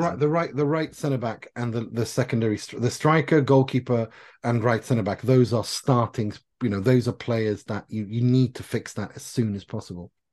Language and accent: English; Gothenburg, Västra Götaland, Sweden; I'm from Gothenburg.